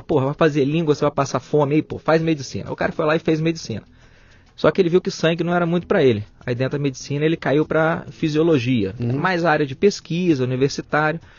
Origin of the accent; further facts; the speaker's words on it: Vitória, Espírito Santo, Brazil; also born or lived in São José dos Campos / Belo Horizonte / Santa Maria de Jetibá; now in Caraguatatuba, Brazil; eu sou natural do Espírito Santo, Vitória.